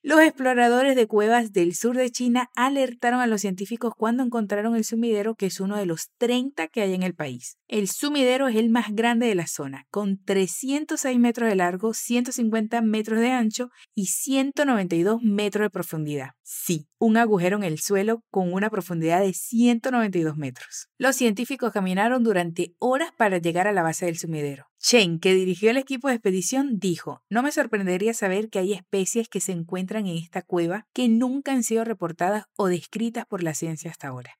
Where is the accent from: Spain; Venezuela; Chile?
Venezuela; tu profe venezolana aquí en Fluency Academy